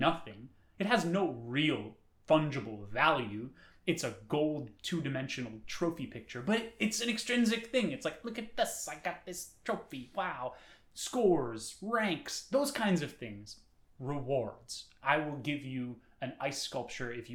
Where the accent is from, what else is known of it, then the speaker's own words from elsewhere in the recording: New York City, New York, United States; growing up in New York City